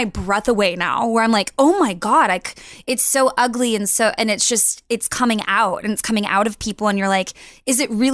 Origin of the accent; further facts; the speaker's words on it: Texas, United States; growing up, I'm from Texas, and you know, what it is now, it was nothing like that when I was a kid